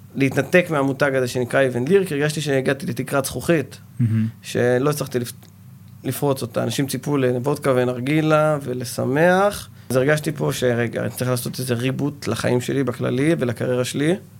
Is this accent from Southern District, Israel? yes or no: yes; Ashkelon, Southern District, Israel; אני נולדתי באשקלון, סוג של פריפריה